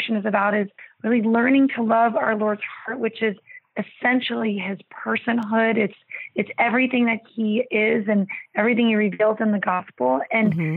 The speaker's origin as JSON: {"language": "English", "town": "Columbus", "region": "Ohio", "country": "United States", "tie": "born or raised there", "said": "my hometown, Columbus, Ohio"}